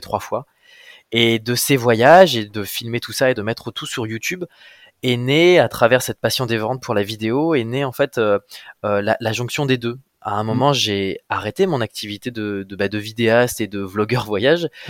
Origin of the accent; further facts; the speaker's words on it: Amiens, Hauts-de-France, France; moved away as an adult; also born or lived in Brussels; now in Créteil, France; je suis, un petit gars du nord de la France, hein. je viens, mmh. je viens d'Amiens.